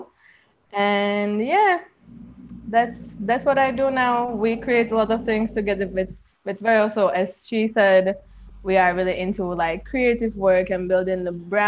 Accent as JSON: {"language": "English", "country": "Czechia", "moved": "as an adult", "lives_now": "Jamaica", "said": "I'm from Czech Republic, but now I live in Jamaica for past two and a half years"}